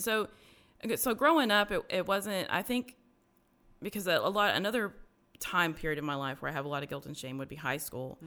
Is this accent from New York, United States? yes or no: no; Garland, Texas, United States; also born or lived in Dallas; I was, uh, born in Dallas, uh, but we moved when I was, like, one to Garland. Um, and so grew up in, I've lived my whole life until I was, like, thirty-five to, in Garland